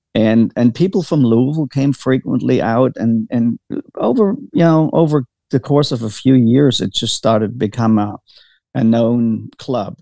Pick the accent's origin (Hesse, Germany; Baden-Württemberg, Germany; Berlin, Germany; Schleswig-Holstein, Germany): Baden-Württemberg, Germany; moved away as an adult; also born or lived in Kentucky, United States; now in Brandenburg, United States; I was born and raised in Germany, um, in, in, in, the, uh, in uh, Baden Württemberg, near Bavaria